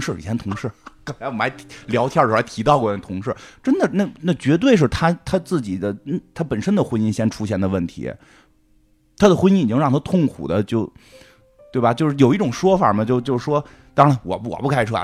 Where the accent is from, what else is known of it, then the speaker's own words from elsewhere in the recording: China; 我们中国人还在含蓄地得上没上床